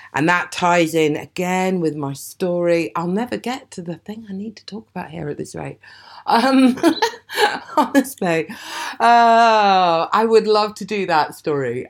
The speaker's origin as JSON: {"language": "English", "town": "Aberdeen", "region": "Scotland", "country": "United Kingdom", "tie": "born or raised there", "moved": "yes", "said": "I was born and brought up in Aberdeen"}